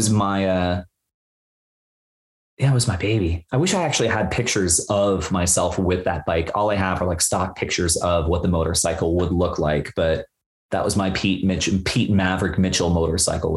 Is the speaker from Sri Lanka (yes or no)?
no; Bermuda; I grew up in Bermuda